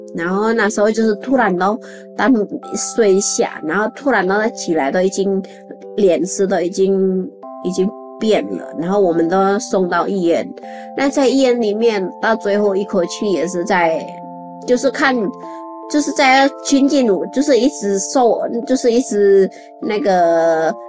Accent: Indonesia; Chinese is a second language; moved away as an adult; also born or lived in Chiayi, Taiwan; now in Taipei, Taiwan; 我是印尼人，来台湾已经十二年

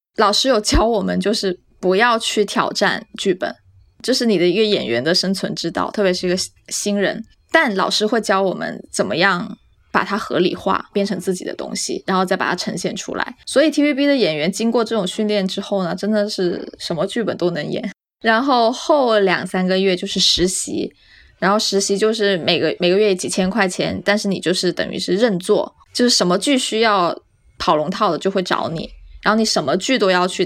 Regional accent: Guangdong, China; also born or lived in Jiangxi; 我小时候在江西出生，但是我四岁其实就去了广东，跟爸爸妈妈就是移民去了广东。我一直都不是很会讲广东话

